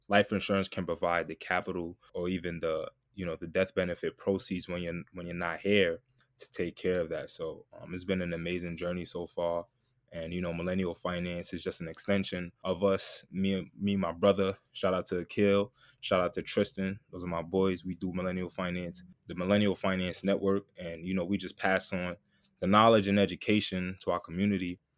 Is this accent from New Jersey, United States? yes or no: no; New York City, New York, United States; also born or lived in Texas; I'm from Queens, New York